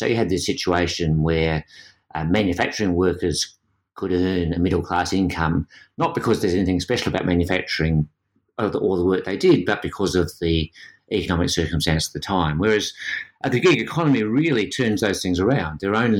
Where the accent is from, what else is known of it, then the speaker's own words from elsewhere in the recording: Australia; But in this context, being an Australian gives you a different perspective.